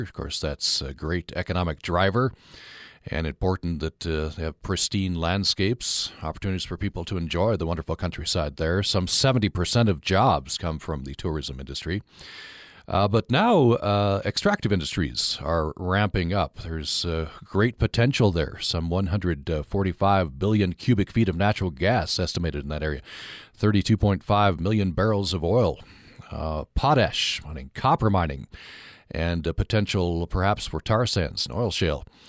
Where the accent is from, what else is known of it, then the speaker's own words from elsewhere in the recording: Vernal, Utah, United States; moved away; my hometown of Vernal